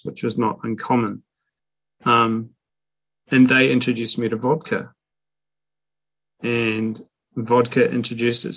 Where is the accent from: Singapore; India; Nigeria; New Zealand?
New Zealand; Invercargill, Southland; moved away; my hometown, a place called Invercargill, New Zealand. I don't live there anymore, but I used to and grew up there.